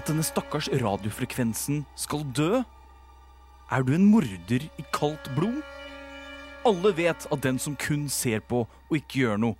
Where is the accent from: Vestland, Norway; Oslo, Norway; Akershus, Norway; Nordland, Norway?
Oslo, Norway; Jeg er fra Oslo, så jeg vet ikke om flere steder.